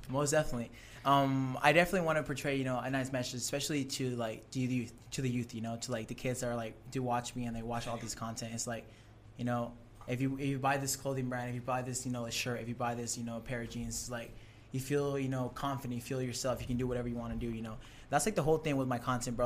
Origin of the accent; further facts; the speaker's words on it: San Diego, California, United States; also born or lived in Tijuana, Mexico; I grew up in San Diego, and I lived in um, Tijuana, Mexico